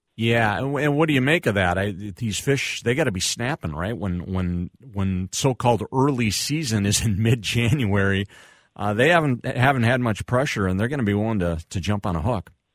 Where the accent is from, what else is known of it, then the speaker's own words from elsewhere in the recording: United States; moved away; also born or lived in Winona, Minnesota; I grew up, I went to high school and middle school down in the Trump-Lo area